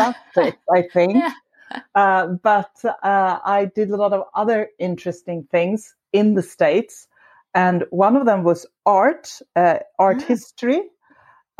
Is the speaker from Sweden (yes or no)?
yes; Sweden; also born or lived in Stockholm; I am from Sweden, as you said. I live in Stockholm, a big city.